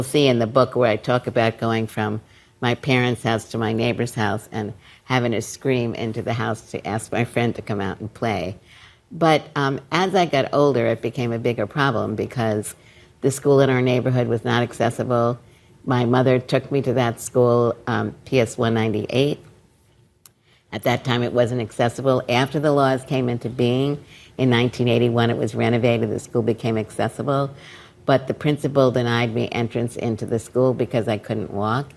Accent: New York City, New York, United States; I grew up in Brooklyn

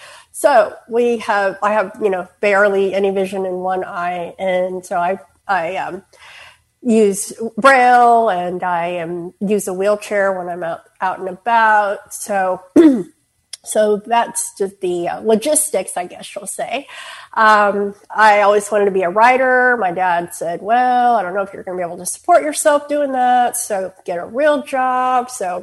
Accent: Houston, Texas, United States; thank y'all for inviting us tonight. So I'm from Houston.

